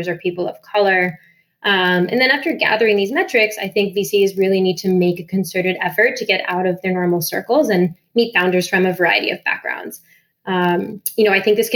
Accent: Miami, Florida, United States; moved away; I'm from Miami originally

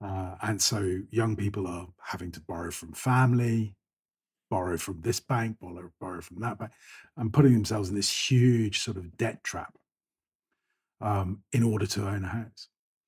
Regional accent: United Kingdom; Again, the UK, I grew up in Thatcher's Britain. So the target in life was to buy a house, own your own property.

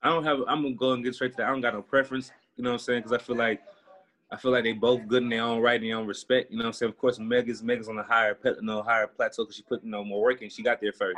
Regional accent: Houston, Texas, United States; moved away; I'm from Houston, Texas

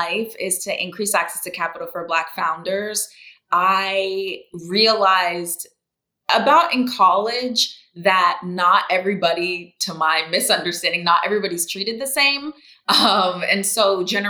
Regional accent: Orlando, Florida, United States; also born or lived in Brazil / Tallahassee, Florida; I grew up in Orlando, Florida, to Jamaican parents

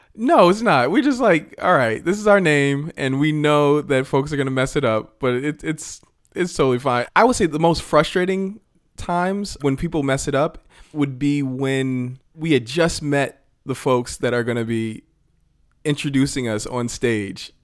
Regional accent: Randolph, Massachusetts, United States; moved away as an adult; also born or lived in Boston; now in Los Angeles, United States; in Randolph, where I grew up just outside of Boston

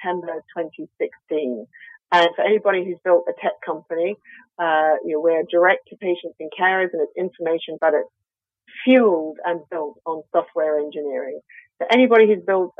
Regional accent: Australia; accent: Australian; I'm Australian, as you can probably hear from my accent

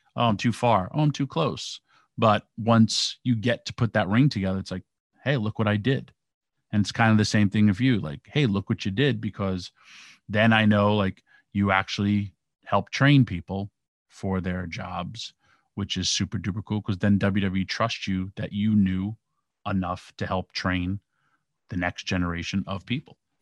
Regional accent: New York, United States; I grew up in New York

